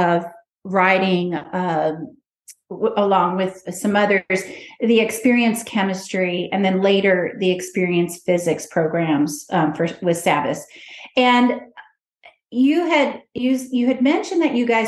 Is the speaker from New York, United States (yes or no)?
no; Lincoln, Nebraska, United States; now in Texas, United States; I'm originally from Nebraska. I was born in Lincoln, Nebraska.